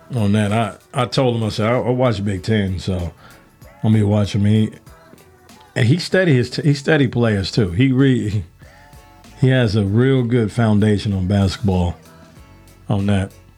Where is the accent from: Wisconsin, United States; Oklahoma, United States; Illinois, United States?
Illinois, United States; Chicago; now in Georgia, United States; I'm from the South Side of Chicago